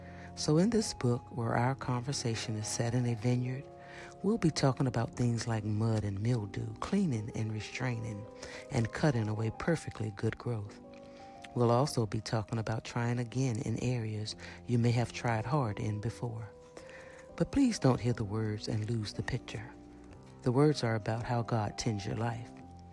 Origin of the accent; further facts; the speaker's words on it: Georgia, United States; But since I'm from Georgia, where we grow lots of peaches, could I talk about peaches first?